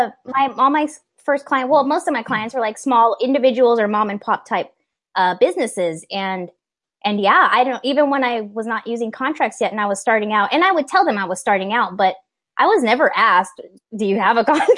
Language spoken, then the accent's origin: English; Texas, United States; also born or lived in California; See, and I'm from Texas and California, so I can kind of get where both of y'all are coming from.